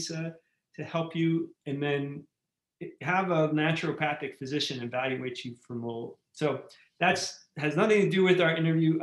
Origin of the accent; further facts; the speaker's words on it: New York, United States; now in Arizona, United States; I'm from New York and all of those damp basements that I was in as a kid